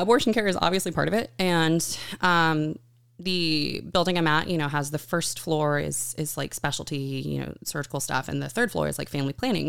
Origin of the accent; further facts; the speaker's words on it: Buda, Texas, United States; moved away as an adult; now in California, United States; I'm originally from Buda, Texas, which is a small town just outside of Austin